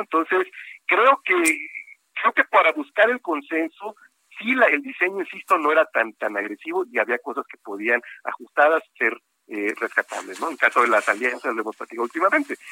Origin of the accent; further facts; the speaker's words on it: Coatzacoalcos, Veracruz, Mexico; moved away; allá eh, en mi pueblo